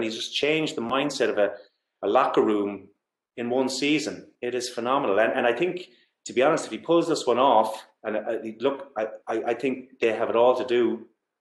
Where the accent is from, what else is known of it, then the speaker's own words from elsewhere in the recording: Galway, Connacht, Ireland; I'm from Galway and GAA is my background